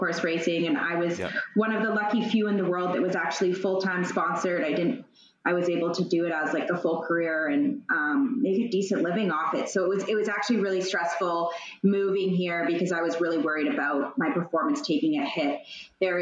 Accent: Calgary, Alberta, Canada; moved away as an adult; also born or lived in Manhattan, New York; now in New York, United States; I'm from Calgary, but I've been living in Manhattan, New York for, I don't know, maybe 7-ish years or so now.

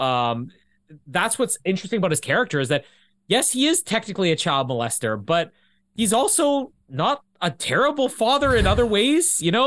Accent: Manitoba, Canada; also born or lived in LaSalle / Vita; now in Winnipeg, Canada; I'm Canadian.

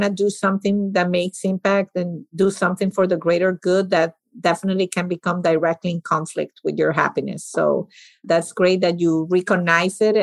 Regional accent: Venezuela; moved away; I grew up in Venezuela

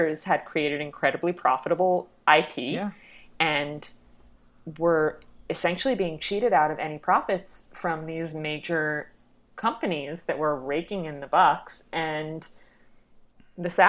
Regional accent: New York City, New York, United States; I grew up in Brooklyn Heights

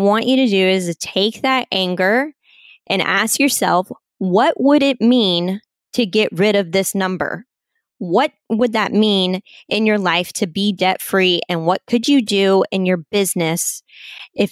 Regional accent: Kansas City, United States; moved away as an adult; now in San Diego, United States; We grew up in the Kansas City area, went to school out there. I never in a million years thought that I would move out to the West Coast, but here I am and I'm living in San Diego

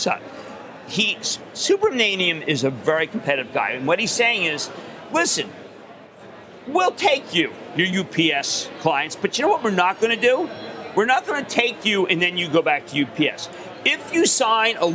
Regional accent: Philadelphia, Pennsylvania, United States; I'm from Philly.

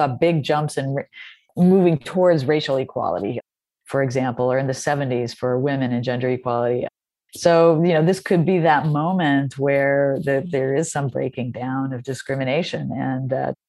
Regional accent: North Carolina, United States; I'm from North Carolina

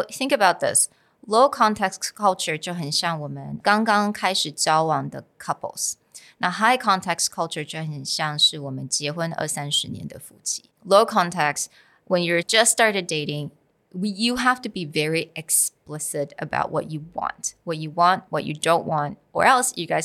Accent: Taiwan; also born or lived in United States; So I think because for me, I'm partly raised in the States. I grew up partly in the States, but partly here in Taiwan.

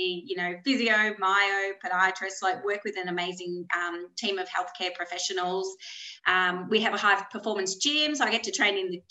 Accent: Melbourne, Victoria, Australia; I grew up in Melbourne in Wantirna.

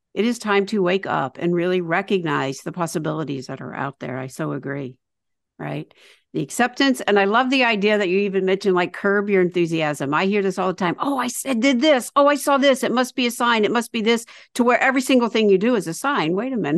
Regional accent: the South, United States; moved away; also born or lived in New York; I was raised in the South, Jewish in the South, very sheltered, born in the 50s.

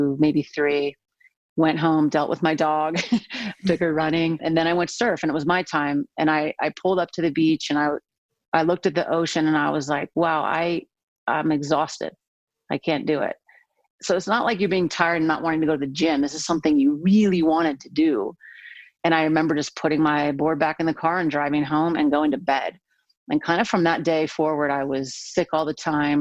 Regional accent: San Diego, California, United States; I'm from San Diego

